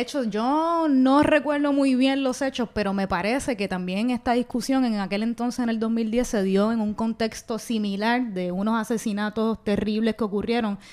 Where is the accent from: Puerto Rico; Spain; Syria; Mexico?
Puerto Rico; Bayamón; soy de Bayamón